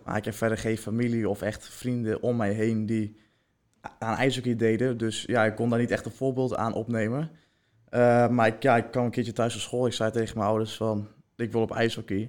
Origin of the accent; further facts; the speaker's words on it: Heerenveen, Friesland, Netherlands; ik kom zelf uit Herenveen